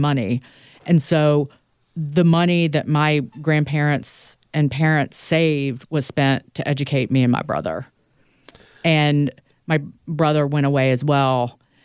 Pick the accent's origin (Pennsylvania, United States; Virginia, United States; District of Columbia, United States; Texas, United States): Virginia, United States; Southside; moved away; also born or lived in New York; my hometown is about an hour north of the North Carolina border. It's an area of Virginia called Southside Virginia